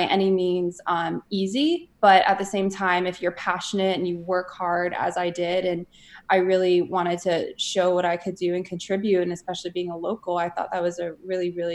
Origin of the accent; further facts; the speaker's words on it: South Florida, United States; I'm actually originally from South Florida. So I grew up with the Florida Panthers